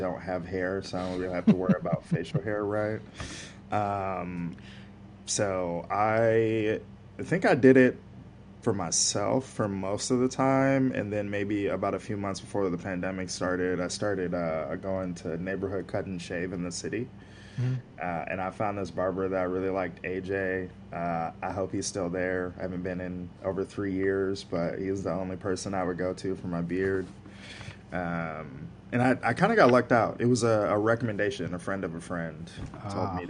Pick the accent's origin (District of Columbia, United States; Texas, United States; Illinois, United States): Illinois, United States; Joliet; moved away as an adult; also born or lived in Minneapolis; now in New York, United States; I grew up in this like tiny hole in the wall town, maybe 45 minutes away from Chicago, called Joliet